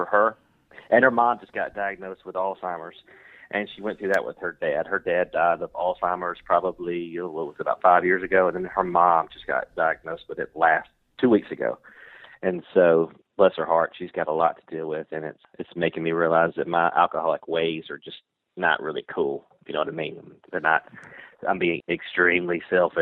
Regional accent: the South, United States; I'm from the South. Love being from the South.

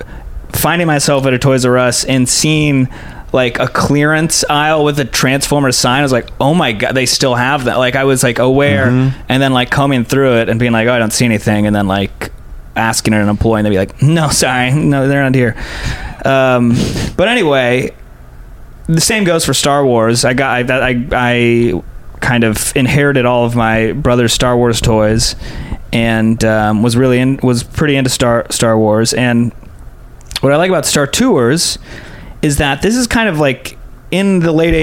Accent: San Diego, California, United States; I'm from San Diego, so we grew up going to Disneyland

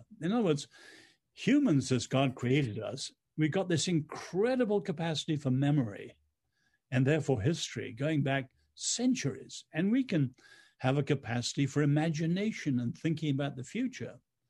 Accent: China; now in United States; growing up in China under the Chinese Revolution, I've always had an incredible sense of time, urgency, kairos.

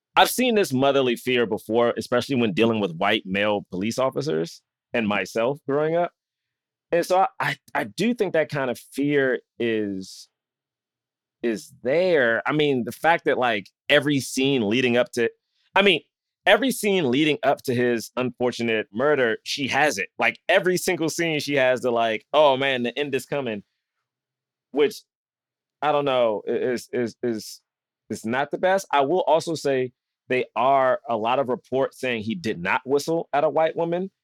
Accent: Southeast, United States; growing up in Southeast, and Black history was a great importance to my school

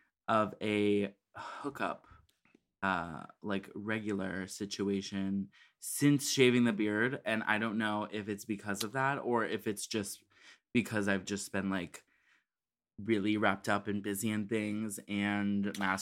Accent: Chicago, Illinois, United States; from Chicago

